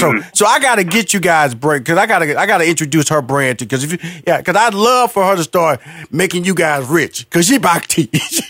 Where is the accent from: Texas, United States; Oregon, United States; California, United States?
Texas, United States; Houston; you know, I'm from Houston, Texas, big barbecue country.